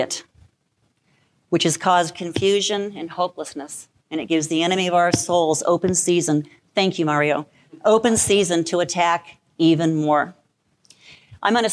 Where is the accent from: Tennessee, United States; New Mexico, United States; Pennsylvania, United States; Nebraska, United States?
New Mexico, United States; Albuquerque; moved away as an adult; now in Cleveland Heights, United States; I'm born and raised in Albuquerque, New Mexico.